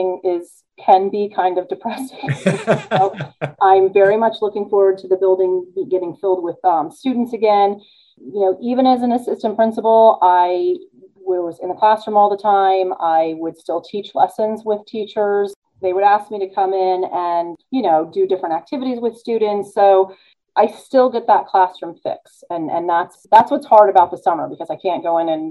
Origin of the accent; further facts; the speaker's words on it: California, United States; moved away; I was born in California